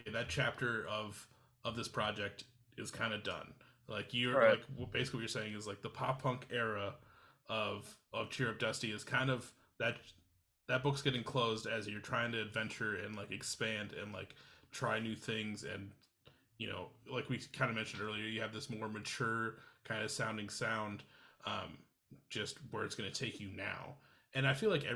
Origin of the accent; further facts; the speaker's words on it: Iowa, United States; I grew up in Iowa